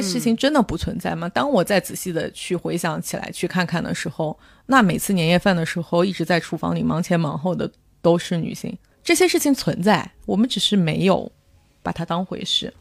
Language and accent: Chinese; northern China, China; 我作为一个北方人，就被北方某人口大省